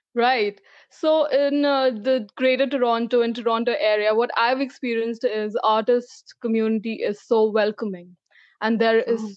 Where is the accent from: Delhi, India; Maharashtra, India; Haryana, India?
Delhi, India; New Delhi; moved away as an adult; now in Mississauga, Canada; I've been uh, born and brought up in New Delhi, India. So I'm from India.